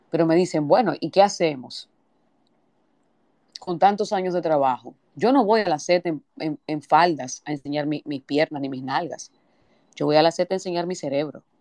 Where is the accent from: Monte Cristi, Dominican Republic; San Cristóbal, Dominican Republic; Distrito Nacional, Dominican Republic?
San Cristóbal, Dominican Republic; yo vengo de San Cristóbal y esto no es nada político, esto es institucional.